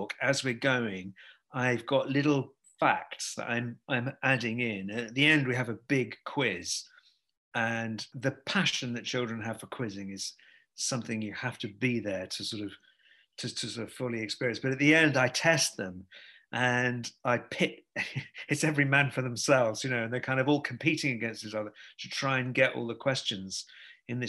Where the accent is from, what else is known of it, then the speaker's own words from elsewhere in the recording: the Northwest, North West England, United Kingdom; I'm from the same part of the world. I'm from the Northwest